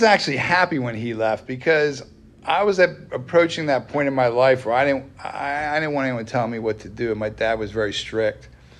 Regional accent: Wernersville, Pennsylvania, United States; You know, I grew up in Wernersville, right up the road here. That's where I grew up.

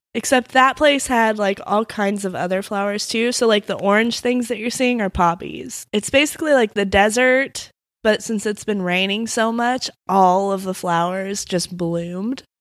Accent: Midwest, United States; I'm from the Midwest

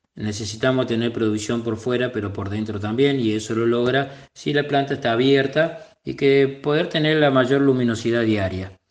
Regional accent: Etruria, Córdoba, Argentina; now in Mar del Plata, Argentina; Soy oriundo de la provincia de Córdoba, una localidad eh, llamada Etruria

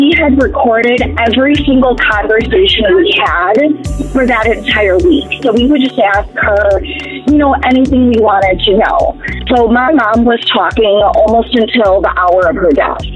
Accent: Wisconsin, United States; now in Tucson, United States; we're from Wisconsin

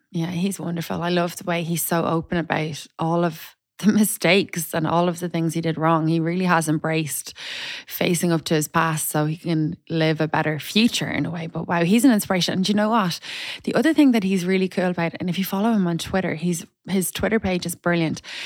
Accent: Ireland; now in Dublin, Ireland; I'm Irish

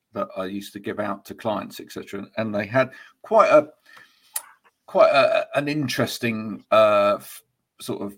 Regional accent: United Kingdom; we're very British

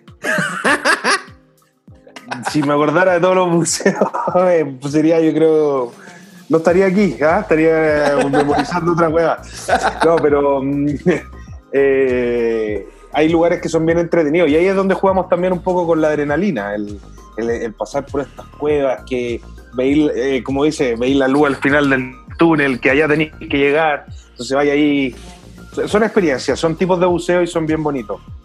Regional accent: Chile; como buen chileno, nos tocó el agua fría

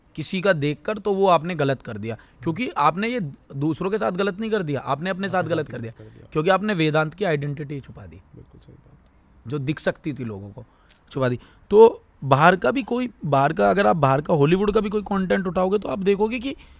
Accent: Delhi, India; also born or lived in West Uttar Pradesh; मेरा जन्म west UP में हुआ पाँच साल में वहाँ रहा और दिल्ली में मेरी परवरिश स्कूल कॉलेज मैंने सब दिल्ली में किया

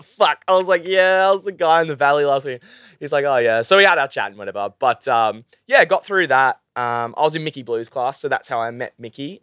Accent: Gold Coast, Queensland, Australia; I'm from the Gold Coast

